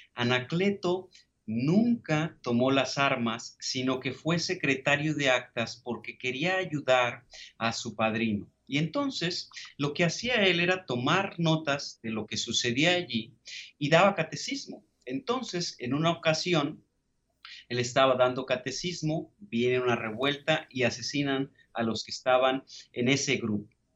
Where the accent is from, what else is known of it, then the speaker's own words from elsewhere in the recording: Tepatitlán, Jalisco, Mexico; un pequeño pueblo llamado Tepatitlán, hermoso, es mi ciudad natal